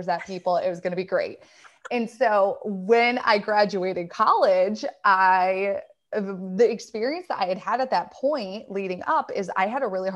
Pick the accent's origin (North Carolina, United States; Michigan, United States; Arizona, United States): Michigan, United States; I lived in Michigan, born and raised in Michigan